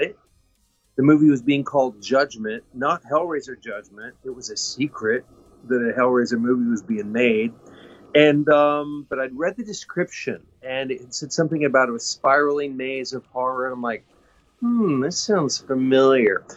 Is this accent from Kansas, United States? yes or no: yes; Kansas, United States; I grew up in Kansas.